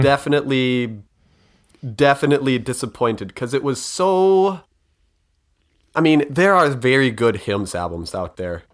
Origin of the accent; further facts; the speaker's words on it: Minnesota, United States; I'm Minnesotan